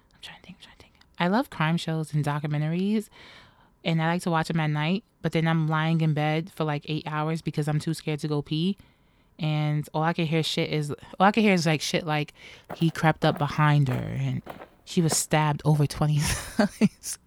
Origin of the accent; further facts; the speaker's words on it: New York City, New York, United States; Born and raised in New York City